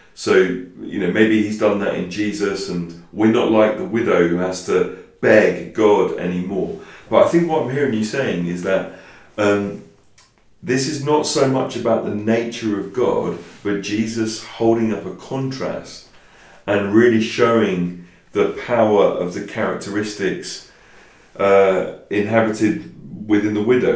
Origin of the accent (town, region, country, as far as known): England, United Kingdom